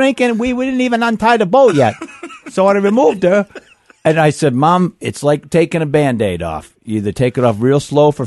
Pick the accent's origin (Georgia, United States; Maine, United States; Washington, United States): Maine, United States; born or raised there